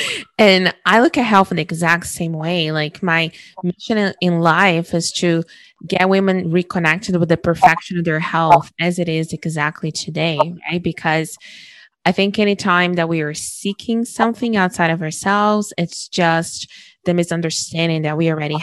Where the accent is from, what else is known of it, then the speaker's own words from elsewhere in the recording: Brazil; growing up in Brazil, in a very dangerous country